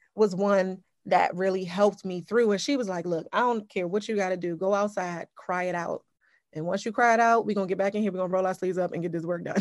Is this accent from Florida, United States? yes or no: no; Upper Marlboro, Maryland, United States; I grew up in Upper Marlboro, Maryland